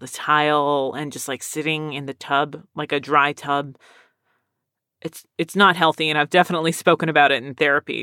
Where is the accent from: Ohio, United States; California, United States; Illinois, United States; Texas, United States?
Texas, United States; also born or lived in Philadelphia, Pennsylvania; I lived here most of my life